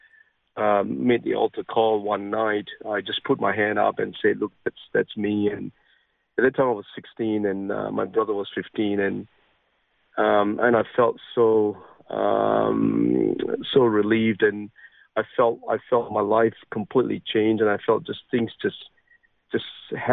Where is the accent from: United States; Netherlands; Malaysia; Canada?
Malaysia; Penang; now in Australia; I was born in an island called Penang, and that's where I grew up